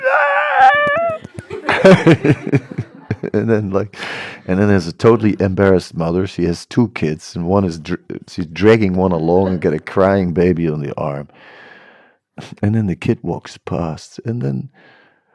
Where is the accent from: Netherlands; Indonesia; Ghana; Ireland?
Netherlands; I'm from the Netherlands